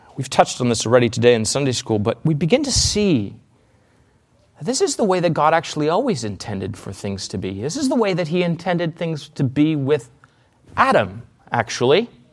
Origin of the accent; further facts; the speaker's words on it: Canada; moved away; I'm Canadian